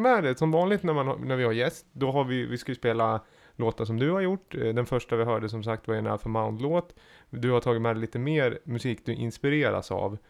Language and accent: Swedish; Gävle, Gävleborg County, Sweden; jag är från Gävle